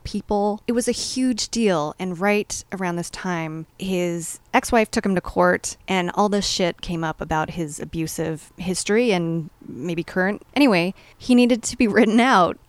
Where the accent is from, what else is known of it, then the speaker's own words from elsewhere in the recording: Los Angeles, California, United States; growing up in Hollywood, California